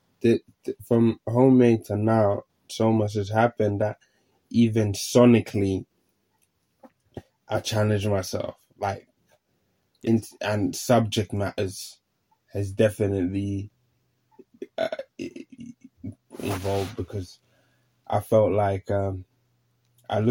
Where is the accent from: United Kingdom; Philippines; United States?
United Kingdom; London; moved away as an adult; now in Finland; I grew up here in London as well